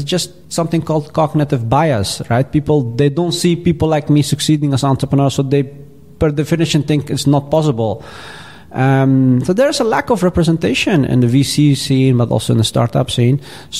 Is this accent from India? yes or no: no; Afghanistan; We come from Afghanistan and we are very proud people and want to fight for the underdog, right?